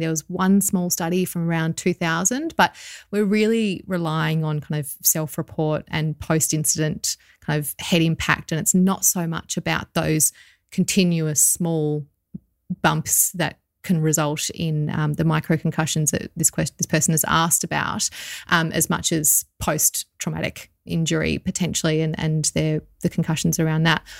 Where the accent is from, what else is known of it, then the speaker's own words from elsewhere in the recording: Australia; probably also being Australian and growing up around the sea